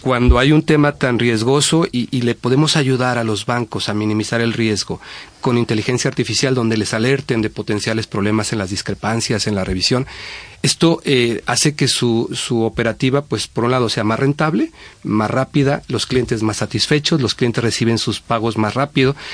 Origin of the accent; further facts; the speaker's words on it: Mexico; moved away as an adult; now in Spain; México, que es también mi país